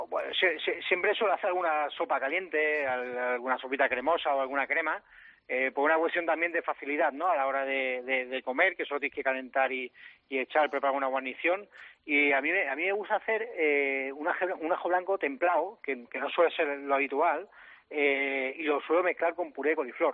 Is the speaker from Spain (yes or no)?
yes; Andalusia, Spain; soy andaluz